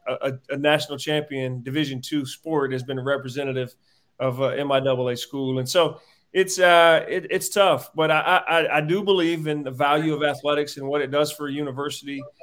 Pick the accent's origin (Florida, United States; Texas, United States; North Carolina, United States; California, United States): North Carolina, United States; Warrenton; moved away as an adult; now in Missouri, United States; came back to my hometown of Warrenton, Warren County High School